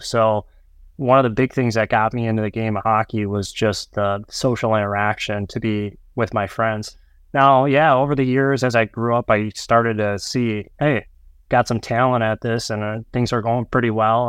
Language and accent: English; North Dakota and Minnesota, Midwest, United States; now in Minneapolis, United States; as a young child growing up in North Dakota and Minnesota